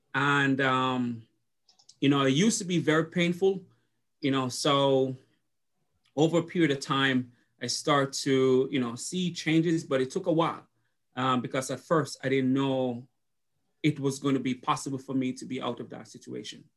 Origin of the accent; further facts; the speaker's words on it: Jamaica; moved away as an adult; now in Jefferson City, United States; I went to college in Jamaica